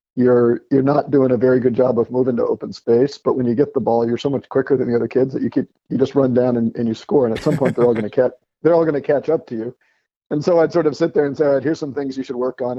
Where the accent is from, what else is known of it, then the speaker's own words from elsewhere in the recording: Westchester County, New York, United States; moved away as an adult; also born or lived in Ireland / Indiana; we moved to Westchester County, New York when I was six and lived there until you know, I went to college